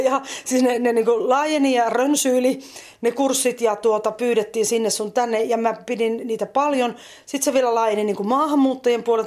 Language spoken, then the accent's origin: Finnish; Varkaus, North Savo, Finland; also born or lived in Joroinen / Savonlinna / Orivesi / Helsinki; now in Lahti, Finland; Mähän olen syntynyt tuolla Varkaudessa ja asunut Itä-Suomessa, Varkaudessa, Joroisissa, Savonlinnassa – aikaisemmin